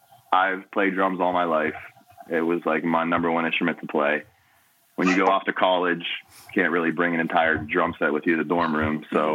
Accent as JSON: {"language": "English", "town": "Pittsburgh", "region": "Pennsylvania", "country": "United States", "tie": "born or raised there", "also_born_or_lived": "Washington, D.C.", "moved": "as an adult", "lives_now": "San Diego, United States", "said": "Well, I'm originally born and raised in Pittsburgh. Lived here all my... Okay. Yeah. So I'm born and raised. Lived here through college. After I graduated, I started my career with the Department of Defense in Washington, D.C."}